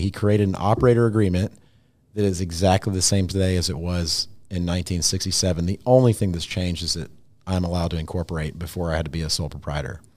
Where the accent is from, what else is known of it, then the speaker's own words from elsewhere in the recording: Tennessee, United States; moved away as an adult; also born or lived in Louisville, Kentucky; I grew up in Tennessee